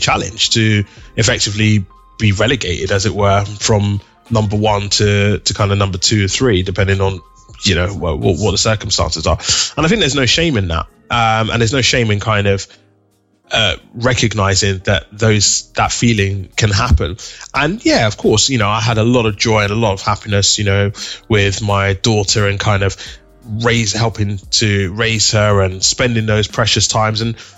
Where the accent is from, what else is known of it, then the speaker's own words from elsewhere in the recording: Nigeria; And I remember growing up, being Nigerian, both me and my wife, growing up in a Nigerian household